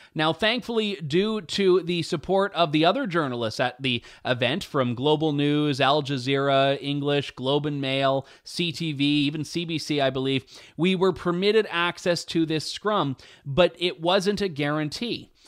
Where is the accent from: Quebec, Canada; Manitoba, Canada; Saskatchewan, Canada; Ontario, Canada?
Ontario, Canada; London; my hometown